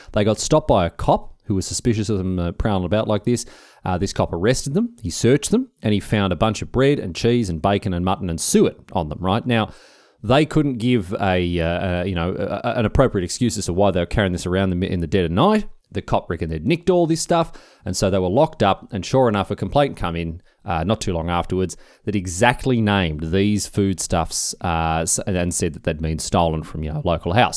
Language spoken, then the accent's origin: English; Victoria, Australia; I'm from Victoria